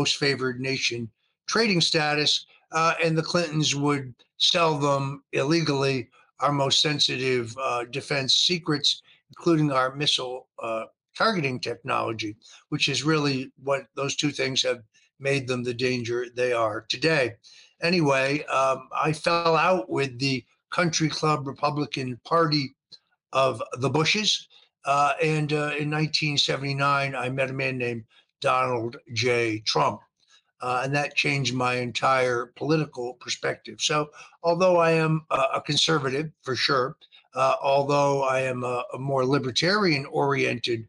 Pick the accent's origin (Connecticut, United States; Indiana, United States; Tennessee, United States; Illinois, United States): Connecticut, United States; also born or lived in New York City suburbs; I grew up in Connecticut in an Italian American family